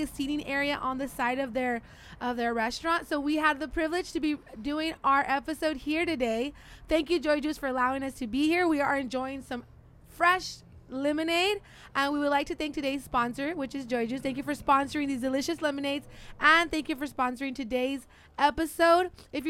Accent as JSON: {"language": "English", "town": "Bakersfield", "region": "California", "country": "United States", "said": "I'm from Bakersfield."}